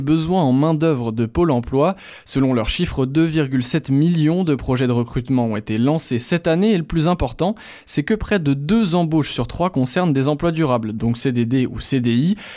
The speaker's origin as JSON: {"language": "French", "country": "France", "said": "moi je suis français euh, et arabe"}